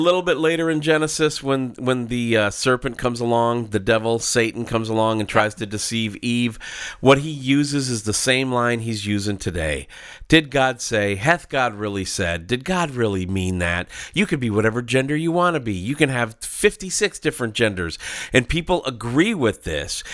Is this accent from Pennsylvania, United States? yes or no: no; Minneapolis, Minnesota, United States; I grew up in Minneapolis